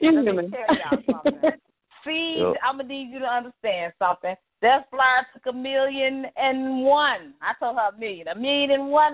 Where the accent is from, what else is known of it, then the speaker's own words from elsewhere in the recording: Dallas, Texas, United States; I'm raised in Oak Cliff and born in Dallas